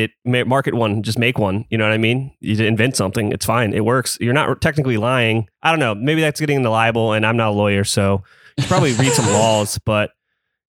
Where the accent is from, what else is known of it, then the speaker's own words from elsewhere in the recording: United States; I'm an American